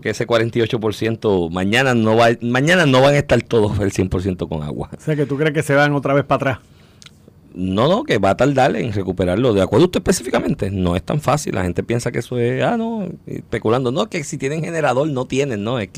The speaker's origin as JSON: {"language": "Spanish", "town": "Comerío", "country": "Puerto Rico", "said": "yo soy de Comerío, yo, en el barrio del sistema bombeo aparte, pero en el pueblo de Comerío"}